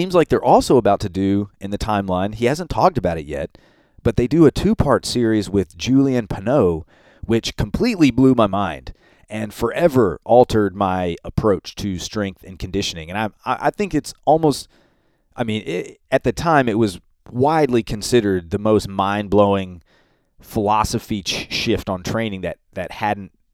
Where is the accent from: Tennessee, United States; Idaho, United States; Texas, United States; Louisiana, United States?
Tennessee, United States; Memphis; they're from Memphis, which is where I'm from. And that was so cool to me that these guys from my hometown were doing this cool new thing